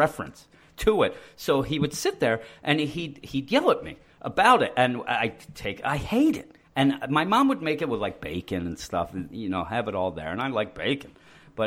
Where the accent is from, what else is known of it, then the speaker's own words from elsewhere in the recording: Philadelphia, Pennsylvania, United States; we're from the Philadelphia area.